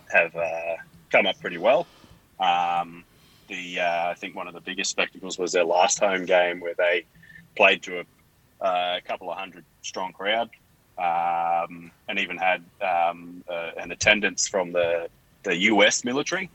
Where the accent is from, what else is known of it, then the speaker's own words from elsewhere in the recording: Bowen, Queensland, Australia; I'm growing up in Bowen